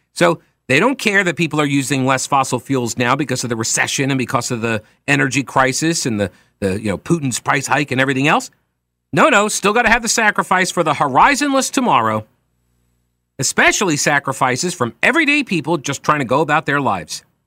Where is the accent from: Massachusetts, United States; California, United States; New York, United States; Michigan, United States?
New York, United States; Long Island; my town where I grew up on Long Island